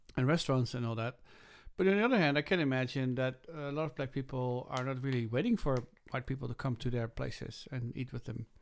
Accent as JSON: {"language": "English", "region": "Groningen", "country": "Netherlands", "tie": "born or raised there", "moved": "yes", "said": "when I was growing up in Groningen in the Netherlands"}